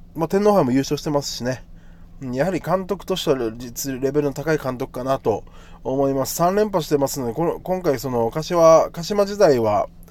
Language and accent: Japanese; Okinawa, Japan; 僕は大城選手と同じ沖縄出身